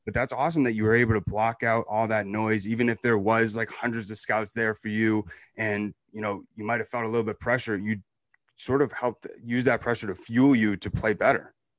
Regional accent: New Hampshire, United States; I'm from New Hampshire

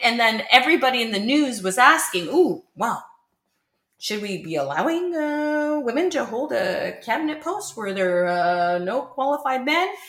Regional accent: Canada; As a Canadian born and raised for the last 50 years, I've lived in Canada

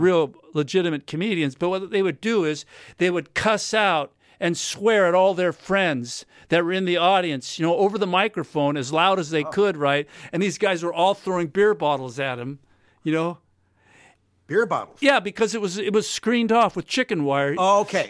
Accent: United States; now in Australia; I'm American

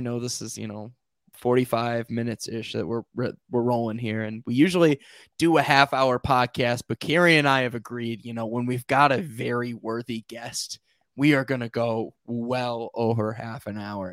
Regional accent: Rockford, Illinois, United States; my hometown of Rockford, Illinois

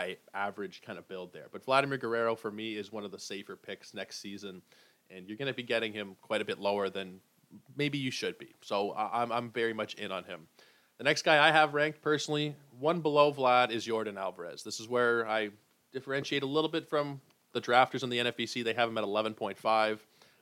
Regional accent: Toronto, Ontario, Canada; I was born in Toronto, raised in Toronto, Toronto sports fan

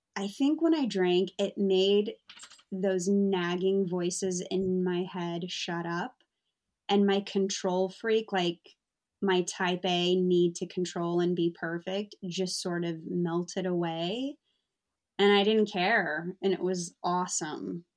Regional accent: United States; now in London, United Kingdom; I'm American

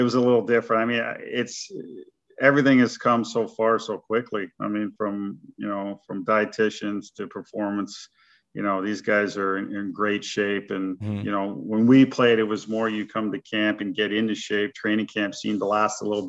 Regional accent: Kingston, Ontario, Canada; moved away as an adult; now in Nashville, United States; we probably had about 10 NHL guys from my hometown in Kingston

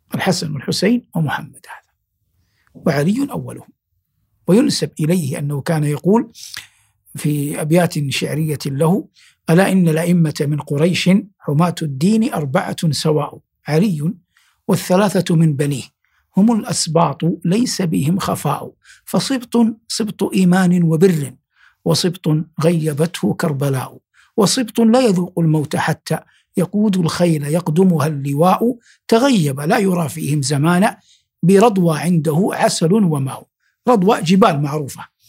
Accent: Saudi Arabia; في بلادنا المملكة العربية السعودية

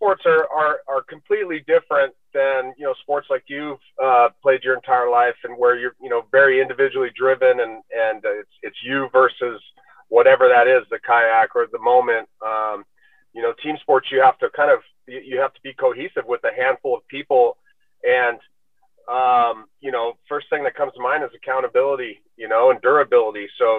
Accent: Southern California, United States; I grew up in Southern California. Action sports were a big part of my life.

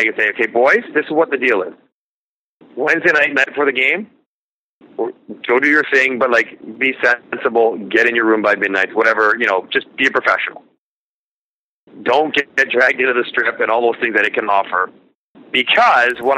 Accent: Toronto, Ontario, Canada; I'm from Toronto. I live there.

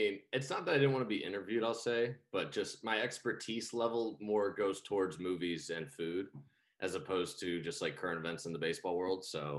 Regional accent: St. Louis, Missouri, United States; I'm from St. Louis, Missouri, lived there my whole life, went to Mizzou University

